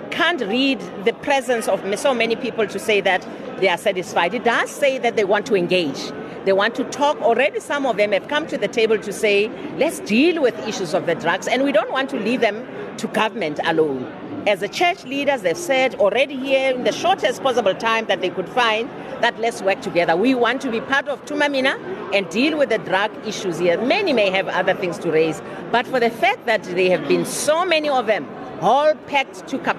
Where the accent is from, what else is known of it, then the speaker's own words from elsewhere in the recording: South Africa; that's a good thing and the beauty of being South African.